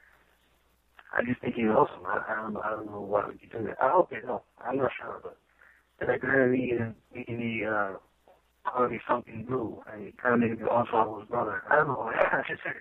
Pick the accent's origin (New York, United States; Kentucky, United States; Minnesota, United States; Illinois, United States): New York, United States; New York City; I came from Brooklyn